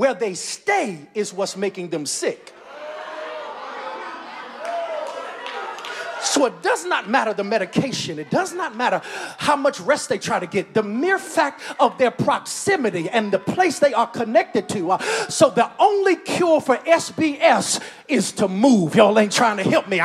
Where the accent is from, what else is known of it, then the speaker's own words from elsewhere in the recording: North Carolina, United States; now in Augusta, United States; I'm from down south. I'm from North Carolina